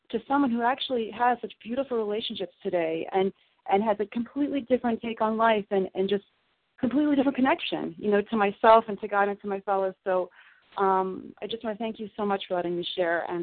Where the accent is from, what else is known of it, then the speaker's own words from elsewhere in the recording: Southern Illinois, United States; I grew up in Southern Illinois